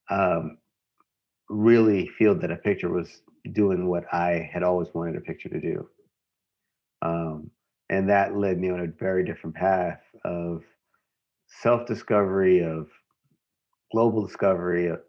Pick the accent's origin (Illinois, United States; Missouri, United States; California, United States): Missouri, United States; St. Louis; Growing up in St. Louis